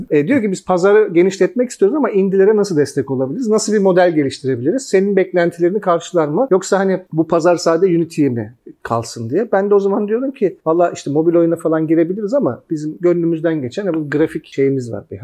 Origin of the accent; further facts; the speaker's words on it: Turkey; ben ama Türk'üm falan diyorum ben inanamıyorum falan